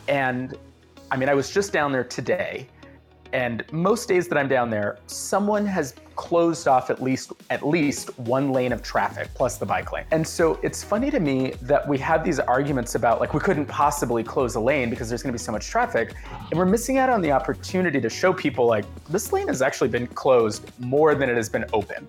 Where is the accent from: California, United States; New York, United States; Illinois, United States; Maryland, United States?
California, United States; San Diego; now in Oakland, United States; I grew up in San Diego